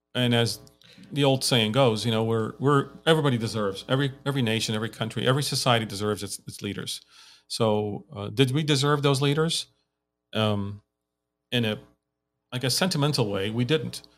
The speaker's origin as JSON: {"language": "English", "country": "Lebanon", "tie": "born or raised there", "also_born_or_lived": "United States", "moved": "as an adult", "lives_now": "Armenia", "said": "I grew up in Lebanon"}